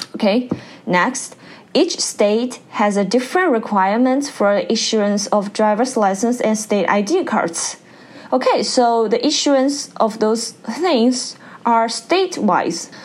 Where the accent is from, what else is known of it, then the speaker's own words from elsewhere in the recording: China; English is a second language; moved away as an adult; now in Pennsylvania, United States; when we are learning English in China